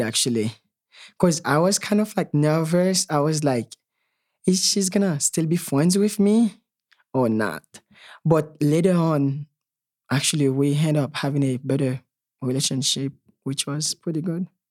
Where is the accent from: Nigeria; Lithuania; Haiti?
Haiti; moved away; growing up in Haiti